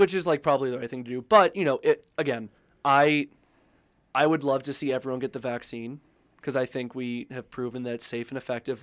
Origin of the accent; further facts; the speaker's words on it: Maine, United States; now in Colorado, United States; I grew up in Maine